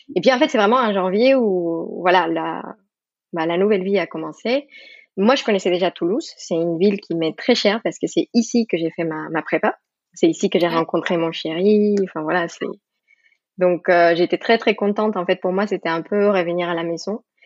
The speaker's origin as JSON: {"language": "French", "country": "Mexico", "tie": "born or raised there", "second_language": "French", "moved": "as an adult", "lives_now": "France", "said": "je suis d'origine mexicaine. Maintenant, j'ai la nationalité française, mais, euh, donc j'ai grandi au Mexique"}